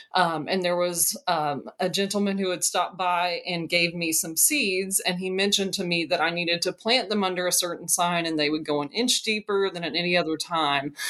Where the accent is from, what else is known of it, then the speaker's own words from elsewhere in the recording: Madison County, Kentucky, United States; I am from Kentucky. I'm from Madison County, sort of central Kentucky region